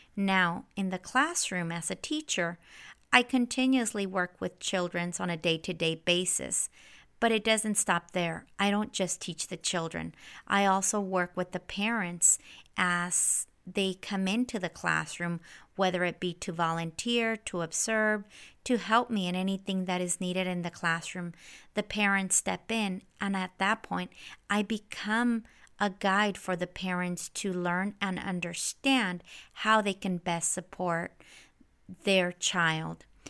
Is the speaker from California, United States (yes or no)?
yes; Central Valley, California, United States; moved away as an adult; also born or lived in Santa Barbara, California; now in San Diego, United States; I grew up in the Central Valley here in California.